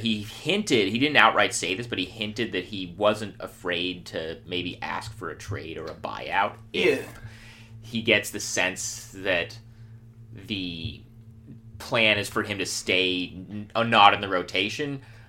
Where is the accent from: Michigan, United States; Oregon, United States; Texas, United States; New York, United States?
Oregon, United States; Portland; No, I grew up in Portland.